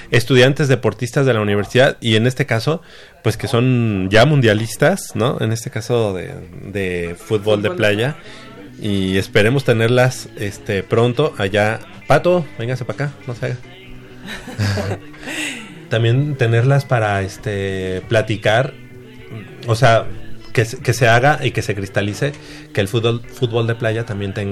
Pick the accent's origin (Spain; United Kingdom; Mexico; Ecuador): Mexico; Se acuerden de que somos eh, orgullosamente mexicanos